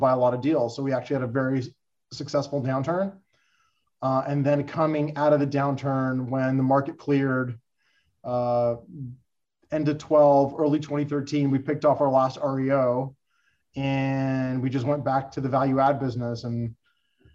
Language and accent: English; Los Angeles, California, United States; I was born and raised in Los Angeles, California, went to high school, college, did everything